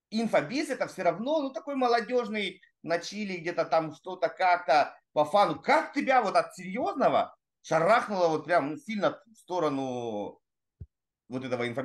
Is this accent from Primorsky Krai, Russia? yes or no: yes; Primorsky Krai, Russia; я с Дальнего Востока, турист, Владивосток, находка, я все это знаю, что мы были оторваны напрочь.